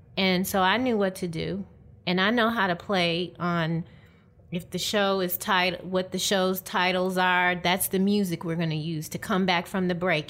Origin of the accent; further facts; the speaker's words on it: Detroit, Michigan, United States; moved away as an adult; also born or lived in Atlanta, Georgia; I'm from Detroit, Michigan, originally